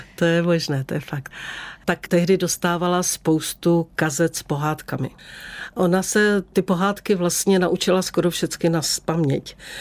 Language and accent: Czech; Beskids, Czechia; jak jsem jako dítě v Beskydech ráda sedávala na jedné borovici a tam jsem si vždycky snila